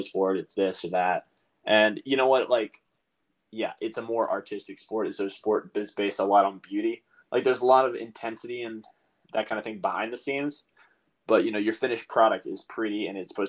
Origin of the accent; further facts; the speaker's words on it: North Carolina, United States; growing up in North Carolina